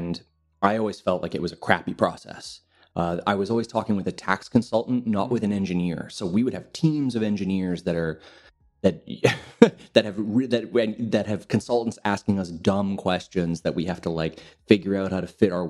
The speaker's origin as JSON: {"language": "English", "town": "Montreal", "region": "Quebec", "country": "Canada", "moved": "as an adult", "lives_now": "Lisbon, Portugal", "said": "I'm originally from Canada. I'm from Montreal."}